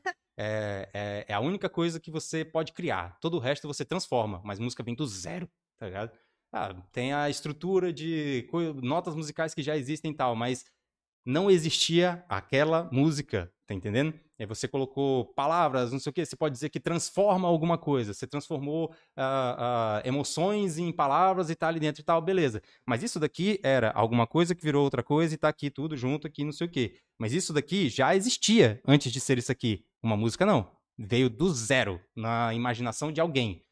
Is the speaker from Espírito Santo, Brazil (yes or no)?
no; Porto Velho, Rondônia, Brazil; eu sou de Porto Velho e Rondônia